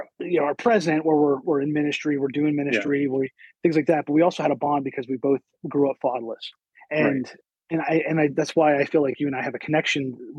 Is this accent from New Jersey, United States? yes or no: no; Blair County, Pennsylvania, United States; I grew up in Blair County, Pennsylvania.